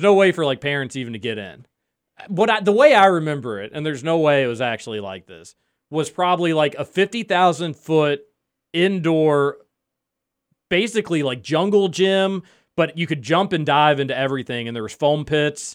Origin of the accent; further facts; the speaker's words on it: Louisville, Kentucky, United States; I grew up in Upper Highland